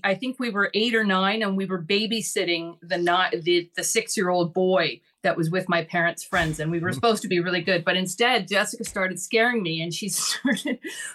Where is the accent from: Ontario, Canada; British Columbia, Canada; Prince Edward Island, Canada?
British Columbia, Canada; Vancouver; I grew up in Vancouver, BC. I was born and raised there.